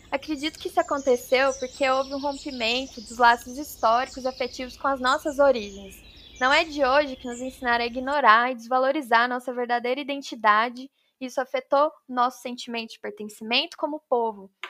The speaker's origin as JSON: {"language": "Portuguese", "region": "Minas Gerais", "country": "Brazil", "said": "Eu sou mineira, me formei em oceanografia pela USP em 2020"}